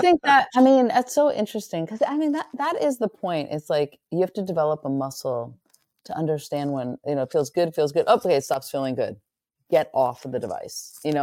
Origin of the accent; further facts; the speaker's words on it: near Muir Woods, Northern California, United States; moved away as an adult; I grew up in Northern California, right near Muir Woods